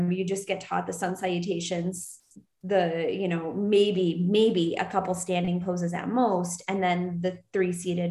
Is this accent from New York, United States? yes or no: yes; Buffalo, New York, United States; moved away; my little Buffalo Polish dupa